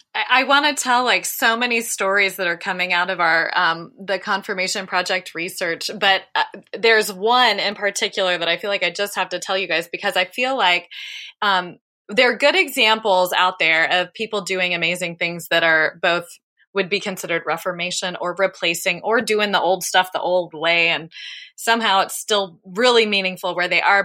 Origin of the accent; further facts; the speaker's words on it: Dayton, Ohio, United States; I grew up in Dayton, Ohio